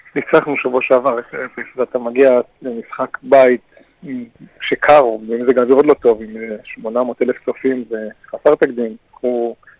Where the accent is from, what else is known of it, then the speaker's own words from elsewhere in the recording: Kfar Saba, Central District, Israel; אני נולדתי שם, אני גדלתי, אני חלק מהם.